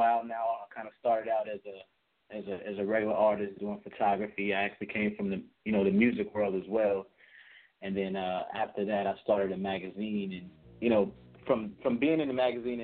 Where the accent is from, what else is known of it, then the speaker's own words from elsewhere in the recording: Florida, United States; I'm from Florida